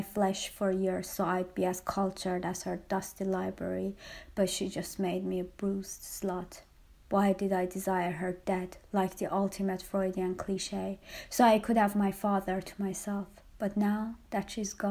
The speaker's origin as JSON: {"language": "English", "town": "Tehran", "region": "Tehran Province", "country": "Iran", "tie": "born or raised there", "moved": "yes"}